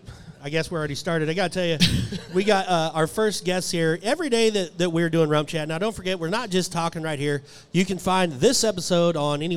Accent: Ponca City, Oklahoma, United States; also born or lived in Abbeville, Kansas; it's in my hometown, one of my hometowns, my two hometowns in life, Abbeville, Kansas, and Ponca City, Oklahoma.

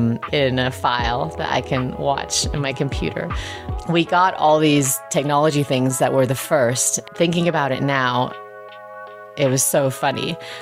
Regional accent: England, United Kingdom; We had one of the first microwaves growing up in England, and it was giant.

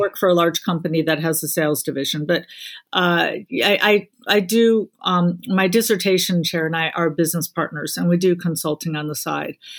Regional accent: Illinois, United States; now in South Carolina, United States; my home state of Illinois

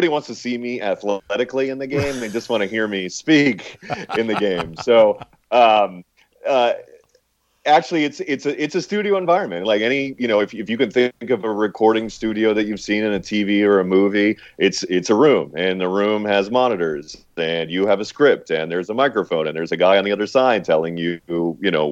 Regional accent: St. Petersburg, Florida, United States; I happen to grow up in St. Petersburg, where they spring train for quite a bit of time.

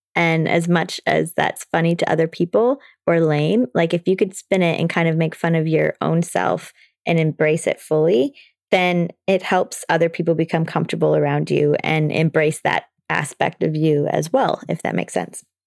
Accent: Toronto, Ontario, Canada; I'm from Toronto

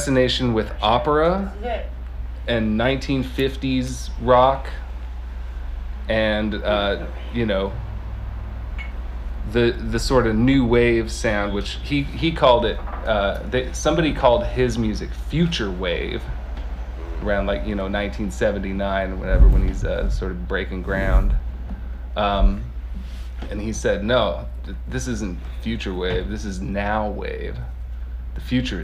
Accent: Lancaster, California, United States; I grew up in Lancaster, California, in the Mojave Desert

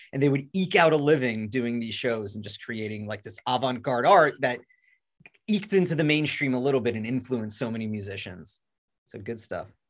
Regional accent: Long Island, New York, United States; I'm from Long Island

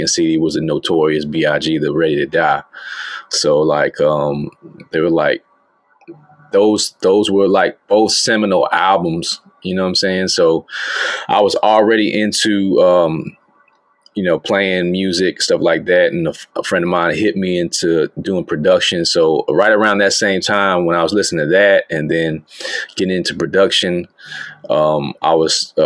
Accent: Alabama, United States; moved away as an adult; now in Shanghai, China; Born and raised in Alabama. You know what I'm saying? Currently in China right now. Shanghai, China right now

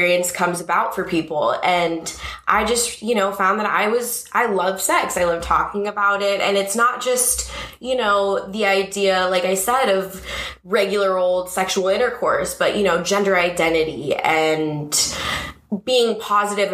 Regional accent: Los Angeles, California, United States; I grew up in Woodland Hills in the Valley, so not far from here

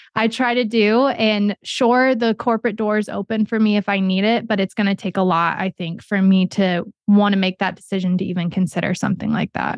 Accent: Ohio, United States; moved away; also born or lived in New York City / Florida / Orlando / Kentucky; I was born in Ohio, raised there, lived in Florida for a long time, moved to Orlando, moved to Kentucky

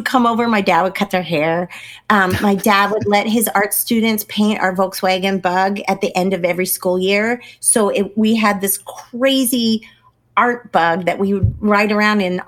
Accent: Pleasant Hill, California, United States; moved away as an adult; I grew up in Pleasant Hill, California

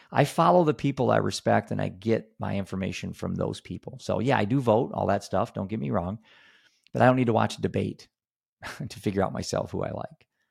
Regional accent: Iowa, United States; I'm a dad from Iowa.

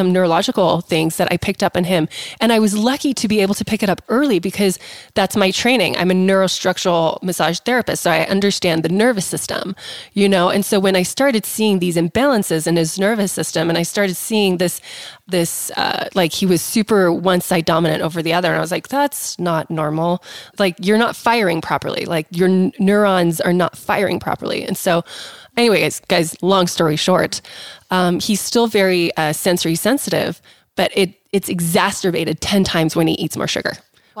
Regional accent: South Africa; moved away; I grew up in South Africa too

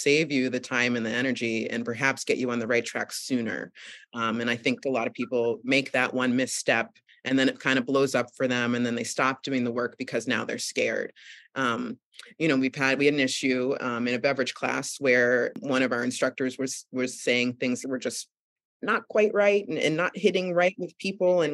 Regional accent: Boston, Massachusetts, United States; moved away as an adult; also born or lived in New York City; now in upstate New York, United States; I grew up in the suburbs of Boston too

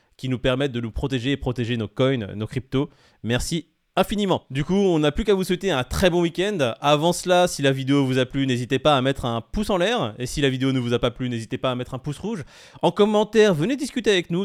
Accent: France; on est français

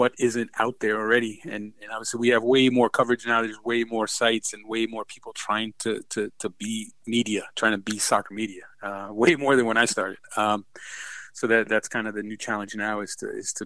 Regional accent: New Jersey, United States; I'm obviously from New Jersey

